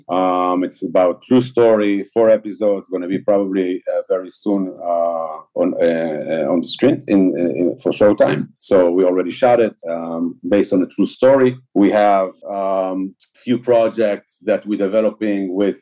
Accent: Israel; English is a second language; we're coming from Israel

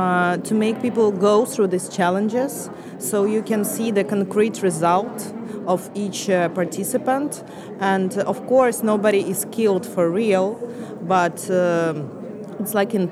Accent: Ukraine; I came from Ukraine.

